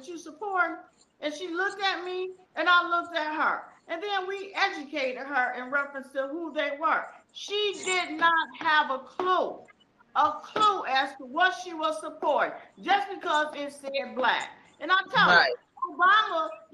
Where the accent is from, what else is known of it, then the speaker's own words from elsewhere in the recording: Detroit, Michigan, United States; moved away; I'm from Detroit originally.